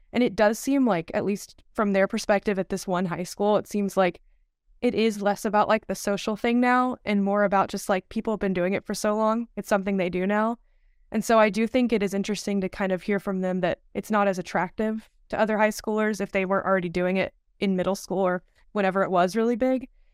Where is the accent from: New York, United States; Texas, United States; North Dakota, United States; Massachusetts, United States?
Texas, United States; Dallas; moved away; also born or lived in Malibu, California; I'm from the Dallas, Texas area.